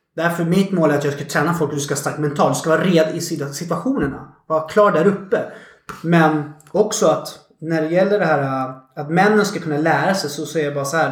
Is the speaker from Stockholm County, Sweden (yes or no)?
yes; Stockholm, Stockholm County, Sweden; born or raised there